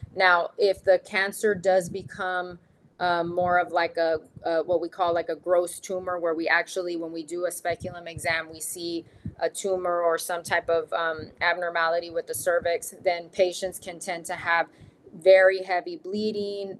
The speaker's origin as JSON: {"language": "English", "region": "Texas", "country": "United States", "also_born_or_lived": "Dallas, Texas", "moved": "as an adult", "lives_now": "Arizona, United States", "said": "I'm from Texas"}